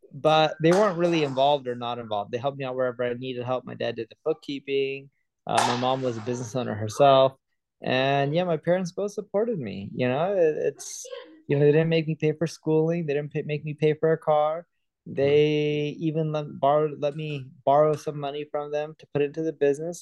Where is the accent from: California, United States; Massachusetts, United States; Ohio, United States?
California, United States; Southern; also born or lived in London; I was born in London, grew up in Southern California.